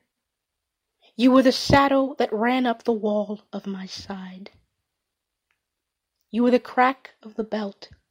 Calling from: Powder Springs, Georgia, United States; I am calling from Powder Springs, Georgia

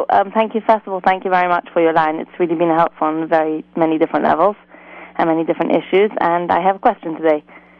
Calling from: England, United Kingdom; I'm calling from England.

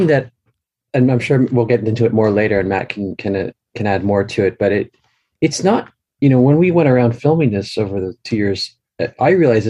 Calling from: Saitama, Japan; I'm calling just outside of Tokyo in Saitama.

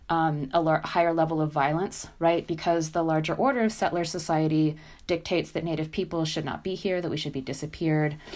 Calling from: Albuquerque, New Mexico, United States; Uh, so, yeah, I'm speaking here from Tiwa Territory, otherwise known as Albuquerque, New Mexico.

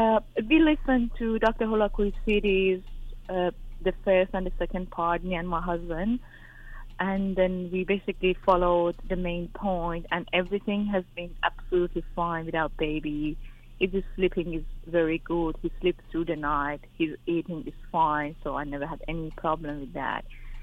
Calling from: Australia; I'm calling from Australia. I'm 37 myself

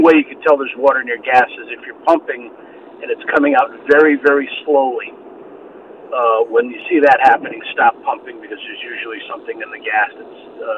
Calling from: Connecticut, United States; I'm calling from Connecticut.

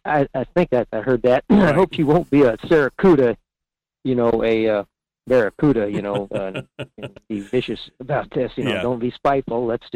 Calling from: Fairbanks, Alaska, United States; in Fairbanks.

